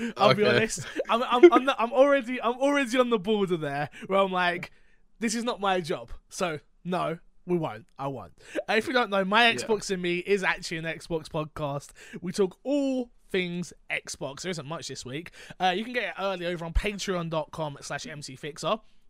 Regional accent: London, United Kingdom; Again, I'm from London. I'm from quite a Grammy area. You hear the sirens go on all the time.

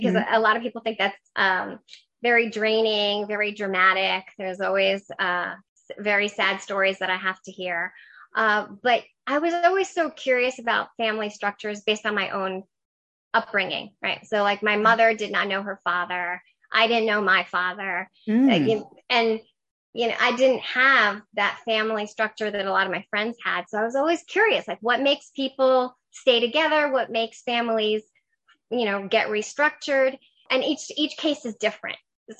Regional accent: New York City, New York, United States; English is a second language; now in Washington, D.C., United States; I grew up in New York City. Okay. I'm originally from Queens. I grew up with my mom and my grandmother, who are immigrants from Ecuador.

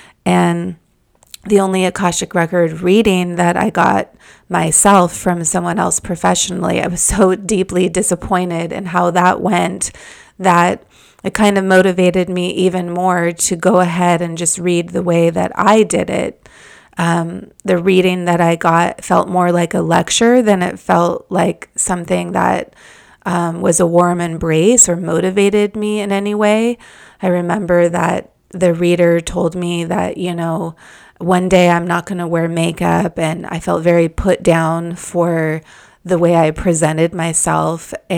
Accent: Malibu, California, United States; I live in the neighborhood that I grew up in Malibu, and there's just beautiful trees surrounding the streets

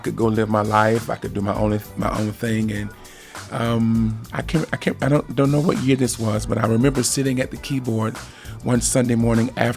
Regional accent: Atlanta, Georgia, United States; I'm from Atlanta, Georgia. I'm a native Atlantean and born and raised and still live there

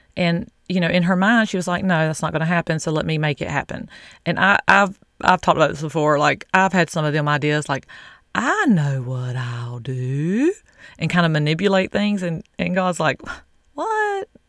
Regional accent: the South, United States; I'm from the South

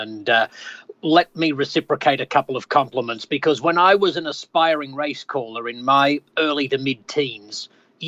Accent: Australia; accent: Aussie; moved away as an adult; now in United States; I still feel Australian, even though I've now lived more than half of my life in the United States

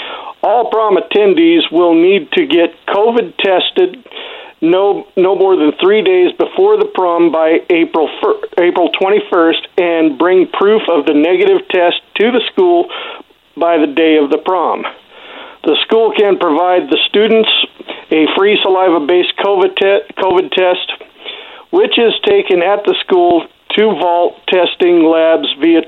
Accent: Horseshoe Bend, Idaho, United States; my hometown of Horseshoe Bend, Idaho

